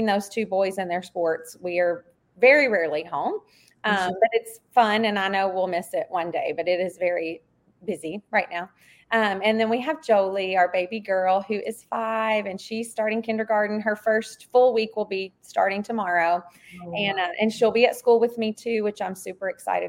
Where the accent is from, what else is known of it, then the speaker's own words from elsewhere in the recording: Hohenwald, Tennessee, United States; moved away as an adult; I grew up in Hohenwald, Tennessee, which is a very small town in Middle Tennessee